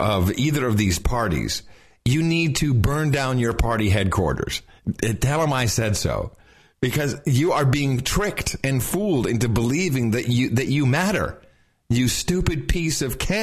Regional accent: Texas, United States; as a Texan

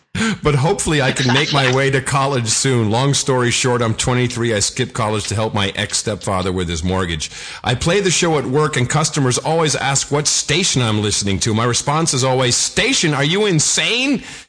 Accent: Buffalo, New York, United States

